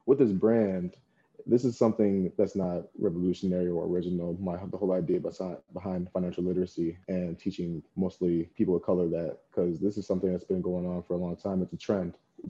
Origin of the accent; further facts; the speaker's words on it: Plainfield, Illinois, United States; I'm from Plainfield, Illinois, and I came to ISU in 2017